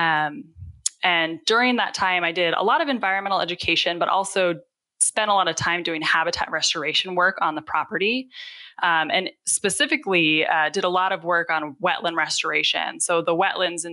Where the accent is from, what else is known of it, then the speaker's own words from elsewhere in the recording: Adirondack Mountains, upstate New York, United States; moved away as an adult; now in Utah, United States; I actually grew up in upstate New York, up in the middle of the Adirondack Mountains